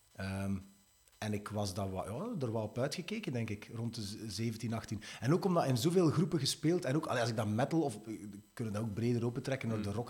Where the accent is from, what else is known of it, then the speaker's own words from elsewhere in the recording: Sint-Niklaas, Flanders, Belgium; ik ben oorspronkelijk van Sint-Niklaas